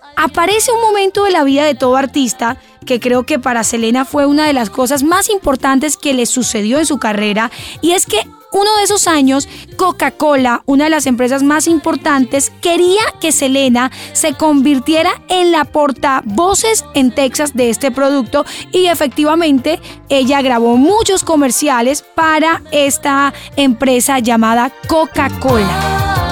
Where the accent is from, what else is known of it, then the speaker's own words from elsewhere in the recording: Colombia; soy de Colombia